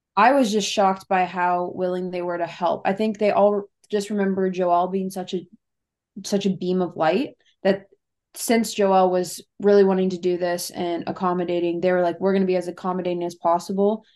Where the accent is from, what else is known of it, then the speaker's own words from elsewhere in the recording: Cincinnati, Ohio, United States; I'm from Cincinnati, Ohio